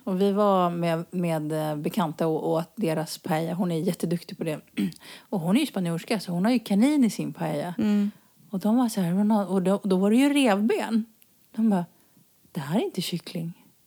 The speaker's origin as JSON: {"language": "Swedish", "country": "Sweden", "moved": "yes", "lives_now": "Spain", "said": "vi kommer från Sverige"}